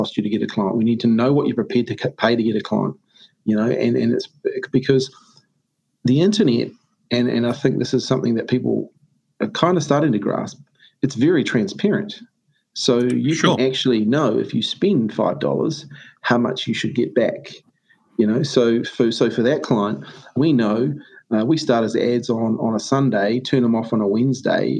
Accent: New Zealand; I'm a Kiwi bloke, traditional, you know, rugby, racing and beer and stuff

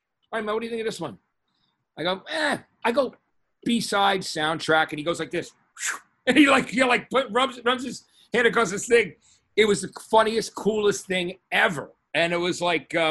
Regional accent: East Brunswick, New Jersey, United States; moved away as an adult; also born or lived in Los Angeles / New York City; I was from East Brunswick

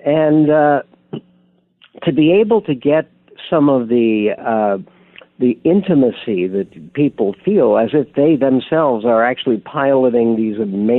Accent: San Diego, California, United States; the fact that I grew up in San Diego.

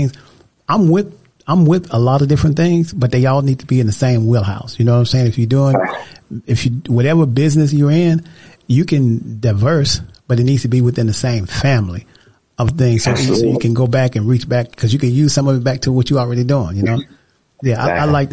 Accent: the South, United States; I'm from the South as well

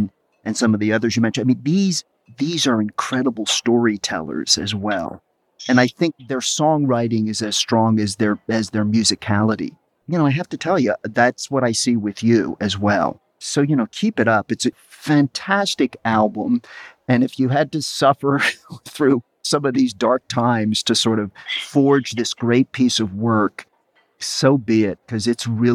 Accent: Lititz, Pennsylvania, United States; moved away as an adult; also born or lived in New York City; I went back home after 25 years in New York City, and I'm back in this small town of Lititz

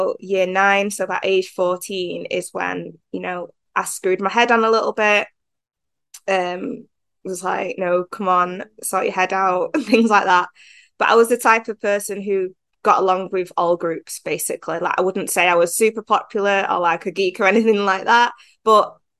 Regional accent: Manchester, North West England, United Kingdom; I'm from England, Manchester to be precise.

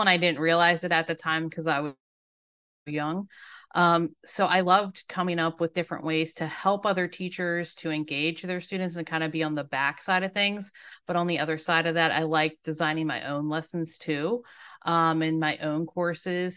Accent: Maryland, United States; moved away as an adult; now in Myrtle Beach, United States; I'm a native Marylander

